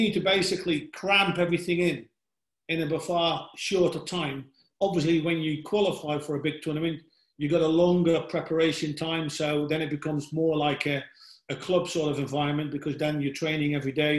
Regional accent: Netherlands; moved away as an adult; also born or lived in England; I come from Holland, which is one of the smaller nations.

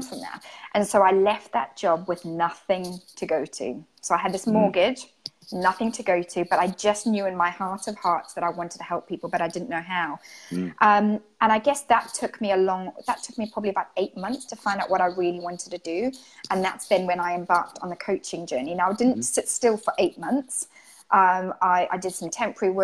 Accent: Zimbabwe; moved away as an adult; also born or lived in Greece (ancestry); now in United Kingdom; I'm Greek, and I'm from Zimbabwe. And I've been living in the UK for about the last 18 years

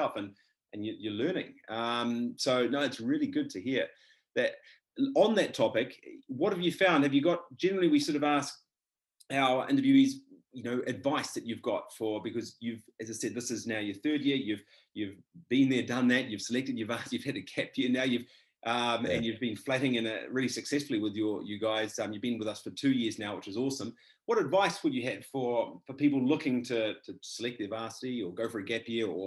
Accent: Whakatane, Bay of Plenty, New Zealand; moved away as an adult; also born or lived in Dunedin; I was from Whakatane, so near in the Bay of Plenty there

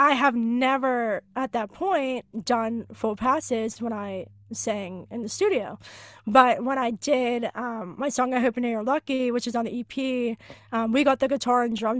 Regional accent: Pittsburgh, Pennsylvania, United States; I was on my hometown station, 100.7 Star Pittsburgh

